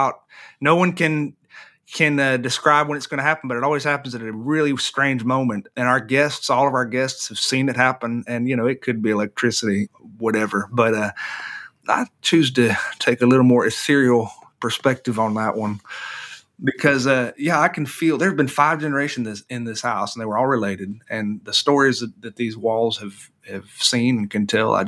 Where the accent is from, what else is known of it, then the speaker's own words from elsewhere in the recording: the South, United States; growing up in this part of the world